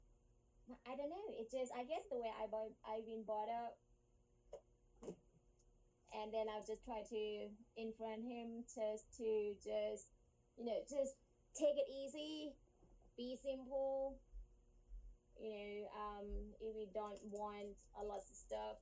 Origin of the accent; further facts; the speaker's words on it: Thailand; moved away as an adult; also born or lived in London, United Kingdom; now in United States; I was born and raised in Thailand, and then I moved to England, London, actually. I spent 11 years in London